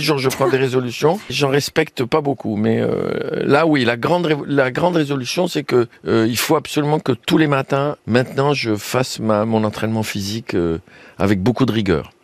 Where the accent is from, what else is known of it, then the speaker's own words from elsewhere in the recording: Tunisia; also born or lived in France; chez nous, en Tunisie